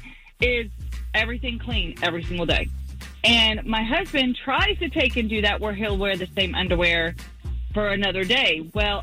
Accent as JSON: {"language": "English", "town": "Clermont", "region": "Florida", "country": "United States", "said": "from Claremont."}